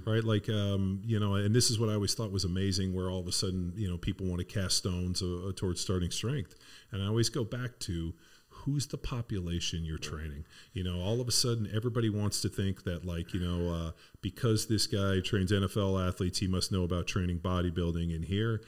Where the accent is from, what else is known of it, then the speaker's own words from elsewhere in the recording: Torrance, California, United States; where I grew up in Southern California was in, you know, Palos Verdes Torrance area.